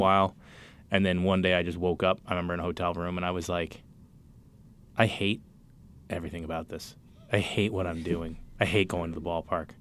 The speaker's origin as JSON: {"language": "English", "town": "Cambridge", "region": "Massachusetts", "country": "United States", "tie": "born or raised there", "said": "I'm from Cambridge"}